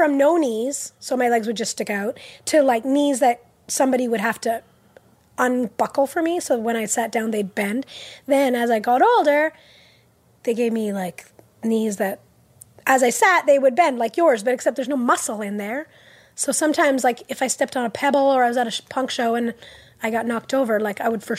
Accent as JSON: {"language": "English", "town": "Montreal", "region": "Quebec", "country": "Canada", "tie": "born or raised there", "first_language": "English", "said": "I was born in Montreal."}